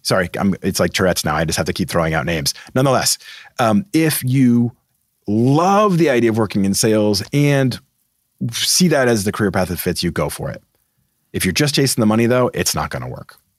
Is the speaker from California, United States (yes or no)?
no; Massachusetts, United States; I'm from Massachusetts